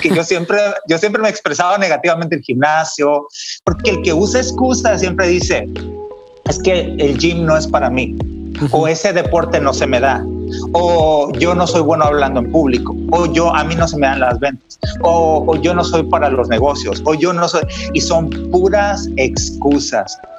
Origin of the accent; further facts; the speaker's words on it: Mexico; moved away as an adult; now in San Diego, United States; como mexicanos